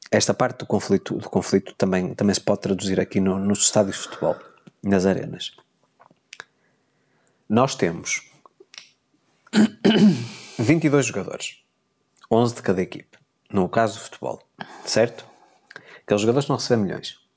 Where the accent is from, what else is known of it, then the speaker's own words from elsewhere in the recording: Porto, Porto District, Portugal; born there; Sou simpatizante pelo clube onde eu nasci, do Futebol Clube Porto.